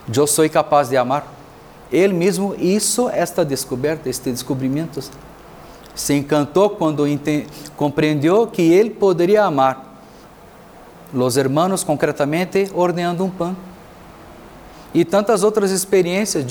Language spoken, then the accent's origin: Portuguese; Brazil; moved away as an adult; also born or lived in Mexico; now in Tlajomulco, Mexico; sou de Brasil, sacerdote e missioneiro